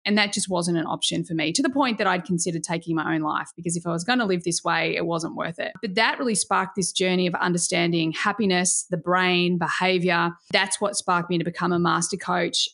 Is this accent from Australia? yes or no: yes; Australia; as an Aussie